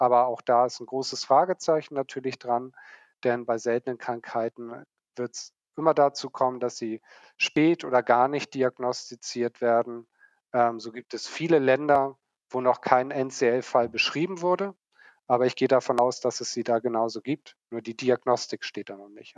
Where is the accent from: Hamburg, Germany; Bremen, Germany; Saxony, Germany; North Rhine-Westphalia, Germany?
Hamburg, Germany; ich selbst bin waschechter Hamburger, sagt man dazu. Bin in Hamburg aufgewachsen, groß geworden, bin hier zur Schule gegangen